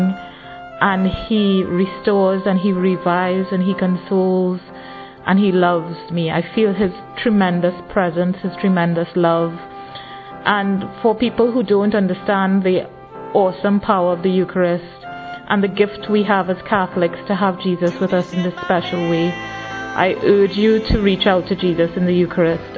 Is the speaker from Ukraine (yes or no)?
no; Trinidad & Tobago; I'm in my early 30s and I'm from Trinidad